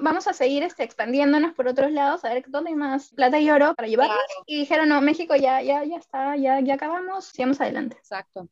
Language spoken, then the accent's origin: Spanish; Lima, Peru; soy de Lima, Perú, tengo 28 años.